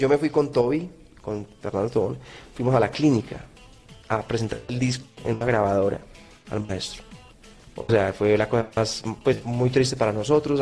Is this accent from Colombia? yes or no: yes; Colombia; yo soy un colombiano